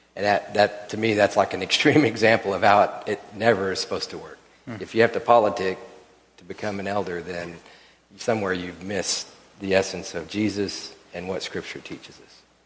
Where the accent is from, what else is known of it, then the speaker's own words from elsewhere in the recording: Oklahoma City, Oklahoma, United States; now in Wichita, United States; I grew up in Oklahoma City